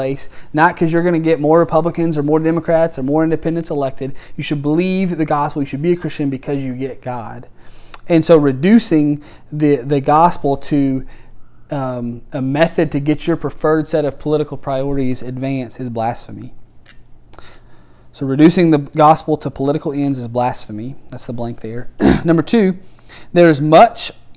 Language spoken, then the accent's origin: English; United States; I'm proud to be an American